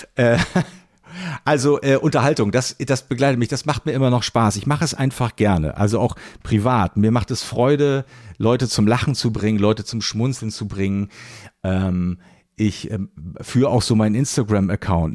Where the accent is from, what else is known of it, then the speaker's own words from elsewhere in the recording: Rostock, Mecklenburg-Vorpommern, Germany; now in Hamburg, Germany; Schöne Grüße in meine alte Heimat